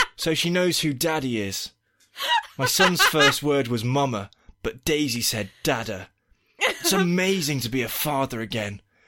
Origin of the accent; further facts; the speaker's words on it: United Kingdom; now in United States; As a Brit and a parent living in America through this election cycle